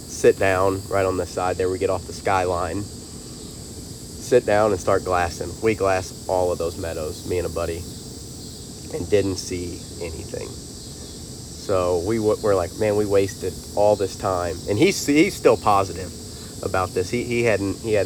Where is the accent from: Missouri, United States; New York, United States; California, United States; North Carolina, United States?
Missouri, United States; I'm from Missouri